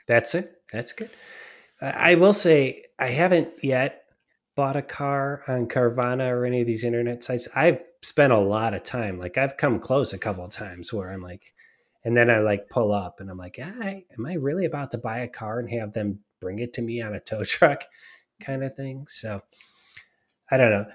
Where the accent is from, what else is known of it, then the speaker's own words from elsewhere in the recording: Cleveland, Ohio, United States; I grew up in Cleveland